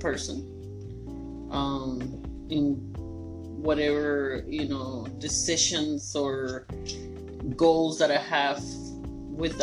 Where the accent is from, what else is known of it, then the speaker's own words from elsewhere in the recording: Costa Rica; now in Southern United States; I was born in Costa Rica